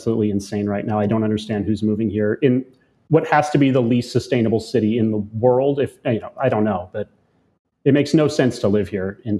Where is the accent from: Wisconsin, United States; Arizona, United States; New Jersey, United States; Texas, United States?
Arizona, United States; I'm from Arizona